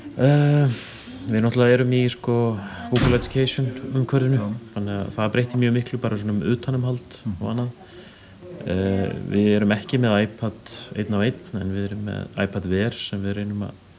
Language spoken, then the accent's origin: Icelandic; Svarfaðardalur, Northeastern Region, Iceland; also born or lived in Akureyri; ég er uppalinn á Sveitabænum Brekku í Svarðardal